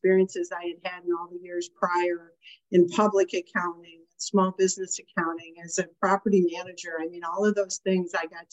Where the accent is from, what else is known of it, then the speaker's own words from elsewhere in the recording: Westland, Michigan, United States; moved away as an adult; also born or lived in Illinois / Florida / Dearborn Heights / Farmington Hills; I grew up in Westland, and the farthest I got away from Westland when I was living in Michigan was Farmington Hills